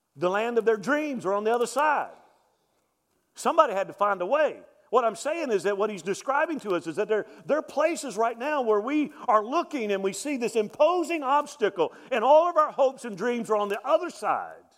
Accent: Mobile, Alabama, United States; moved away; I grew up in Mobile

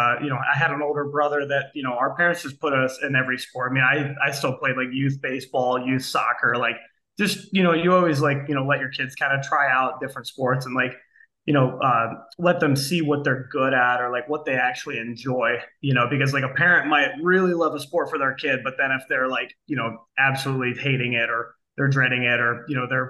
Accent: Akron, Ohio, United States; now in Kent, United States; I grew up in Akron, Ohio. I now live in Kent, Ohio

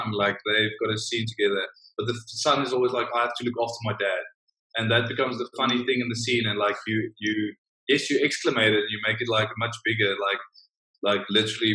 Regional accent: South Africa; being a South African in the big American system over there

